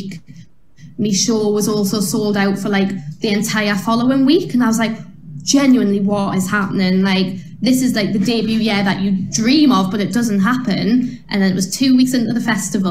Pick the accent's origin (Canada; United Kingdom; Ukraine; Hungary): United Kingdom; Newcastle upon Tyne, North East England; I was a girl from Newcastle